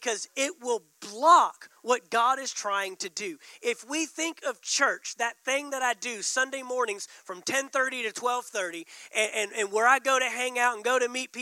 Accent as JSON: {"language": "English", "region": "Texas", "country": "United States", "said": "being from Texas"}